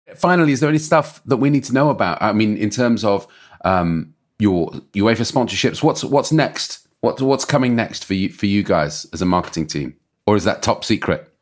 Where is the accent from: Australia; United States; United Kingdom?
United Kingdom; England; I've gotta say, as an Englishman